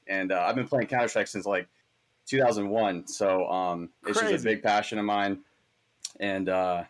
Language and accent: English; Atlanta, Georgia, United States; also born or lived in Paris, France; My dad's French, mom's American. So I was mostly raised here in Atlanta.